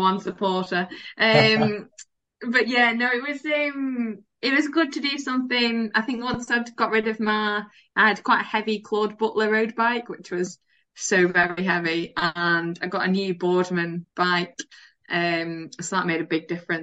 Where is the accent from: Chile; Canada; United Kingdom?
United Kingdom; Preston, North West England; moved away as an adult; also born or lived in Hull / London; Preston originally